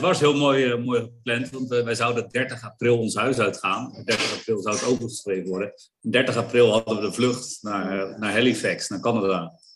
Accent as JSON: {"language": "Dutch", "country": "Netherlands", "said": "als Nederlander"}